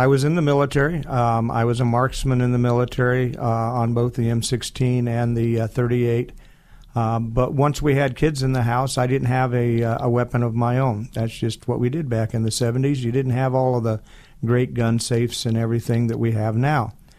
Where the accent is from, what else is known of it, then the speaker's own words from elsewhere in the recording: Boise, Idaho, United States; Well, I was raised as an Air Force brat. My father was in the Air Force, a career man. And he ended up retiring here in the Boise area. So I went to school in Boise High